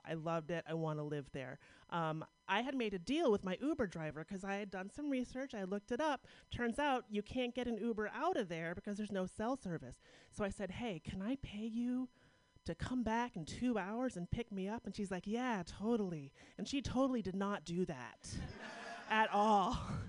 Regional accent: Pittsburgh, Pennsylvania, United States; Yeah, I'm from Pittsburgh. This is my first time in San Francisco.

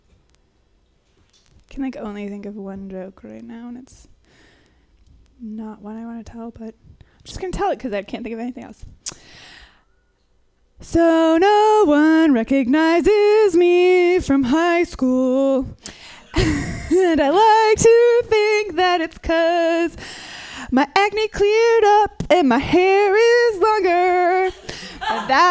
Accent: Minnesota, United States; I grew up in Minnesota

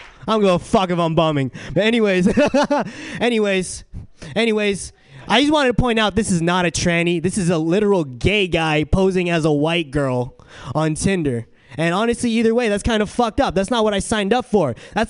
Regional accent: San Diego, California, United States; now in San Francisco, United States; So I'm from San Diego, and I noticed San Diego and San Francisco, two very different cities.

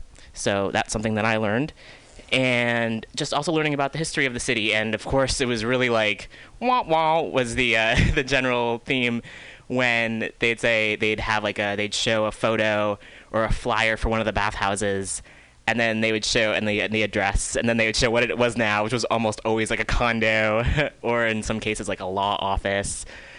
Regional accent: Oakland, California, United States; born there; also born or lived in Chicago; because I was born in Oakland, and I was born in the Bay Area, and then my family moved out to Chicago, the suburbs of Chicago, in like 83 84

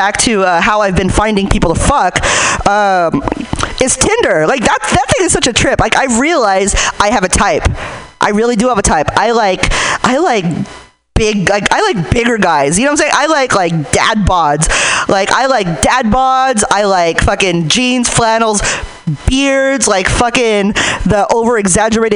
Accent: Hayward, California, United States; I'm from Hayward

